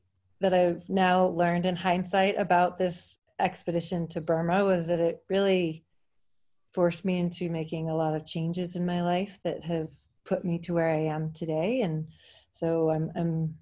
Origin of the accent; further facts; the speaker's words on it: Seattle, Washington, United States; moved away as an adult; I grew up in Seattle, Washington